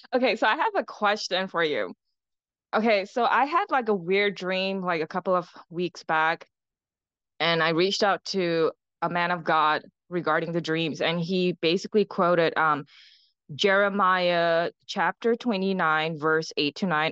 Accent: Singapore; I'm from Singapore.

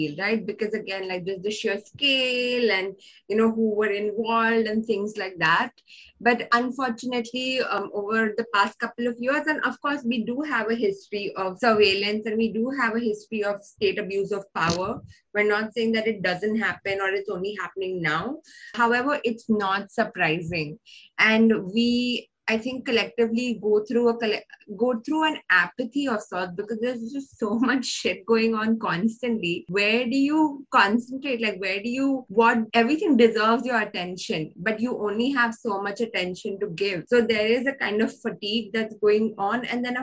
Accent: India; We are from an urban city. We are English speaking.

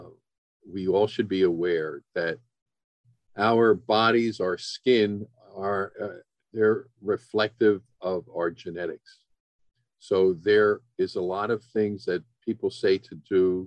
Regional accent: Philadelphia, Pennsylvania, United States; also born or lived in Cleveland; I am originally from Philadelphia, went to college at St. Joe's, then went to Philadelphia College of Osteopathic Medicine for medical school

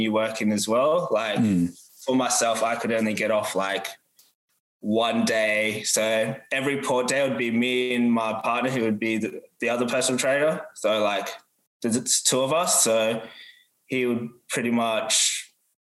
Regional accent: Perth, Western Australia, Australia; I'm from Perth, so I lived in Perth pretty much like my whole life

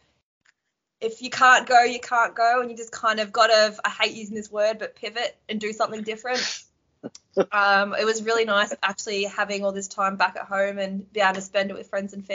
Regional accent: Melbourne, Victoria, Australia; From Melbourne, Australia

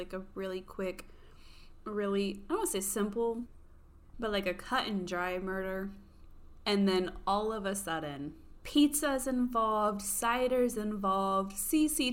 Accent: United States; I was born in America

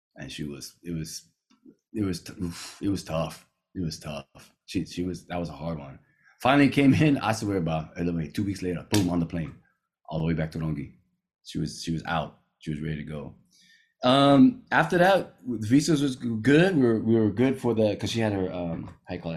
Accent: California, United States; moved away as an adult; now in Rangiroa, French Polynesia; I grew up here in California

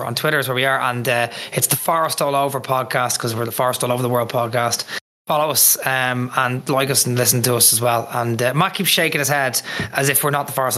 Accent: Ireland; I'm Irish

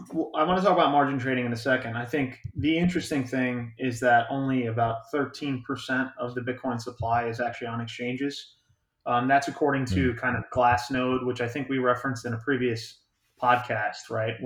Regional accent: United States; We do enjoy our friends up there, but no, we're Yanks and Yank transplants.

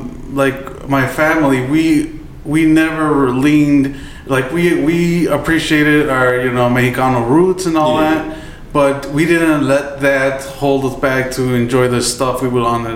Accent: Chicago, Illinois, United States; I grew up in Little Village

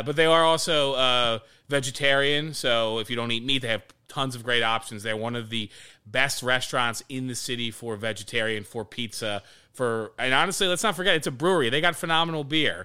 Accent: Harleysville, Pennsylvania, United States; moved away as an adult; also born or lived in Hackettstown, New Jersey; now in Philadelphia, United States; growing up in Harleysville and, like, where we grew up

